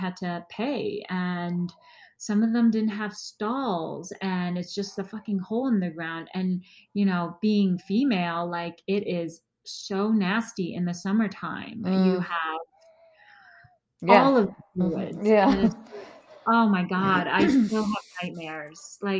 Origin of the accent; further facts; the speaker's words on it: Wenzhou, Zhejiang, China; first language Wenzhounese; English is a second language; You know, they spoke Mandarin, but that was again, that wasn't even my primary dialect. I'm Wenzhenese, so my primary dialect is Wenzhenese, and I only learned Mandarin because my stepfather is Taiwanese